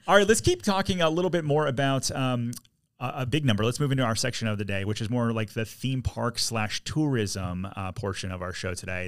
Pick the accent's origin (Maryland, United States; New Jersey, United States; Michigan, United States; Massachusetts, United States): Michigan, United States; Detroit; now in Orlando, United States; I'm from Detroit originally